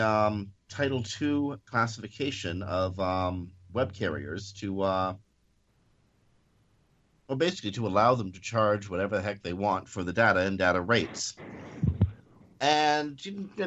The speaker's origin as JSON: {"language": "English", "country": "Canada", "said": "we're Canadian"}